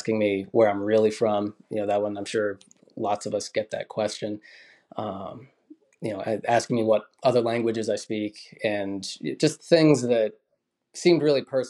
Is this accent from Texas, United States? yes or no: no; Boston, Massachusetts, United States; now in Vermont, United States; I was born in Boston